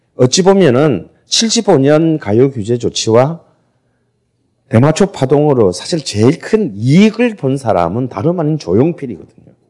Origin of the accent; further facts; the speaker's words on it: Busan, South Korea; 저도 부산 사람인데